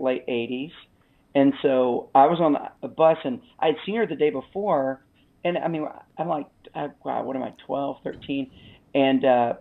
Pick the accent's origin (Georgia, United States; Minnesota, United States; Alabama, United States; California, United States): Alabama, United States; moved away as an adult; also born or lived in Los Angeles / Birmingham, Alabama; We have three kids and we're from Alabama, but we lived for the last 20 years in Los Angeles.